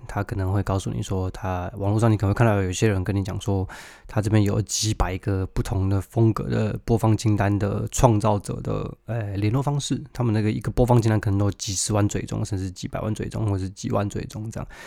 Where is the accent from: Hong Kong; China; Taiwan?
Taiwan; moved away; 尽管我曾经在那个环境里长大